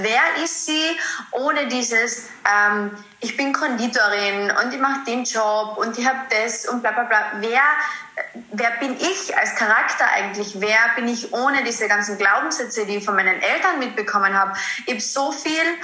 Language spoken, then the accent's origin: German; Carinthia, Austria; ich komme aus Kärnten, aus Österreich, deswegen auch immer ein bisschen so beim Dialekt in den Podcast